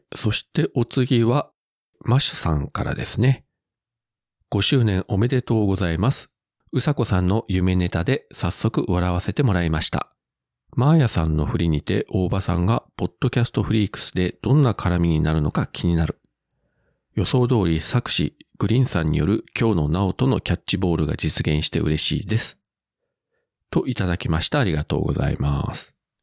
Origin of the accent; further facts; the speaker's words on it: Kitakyushu, Fukuoka, Japan; 地元北九州市